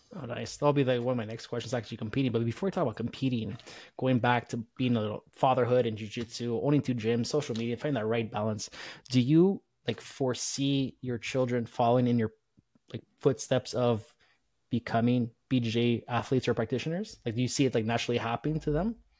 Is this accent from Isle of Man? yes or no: no; Canada; being Canadian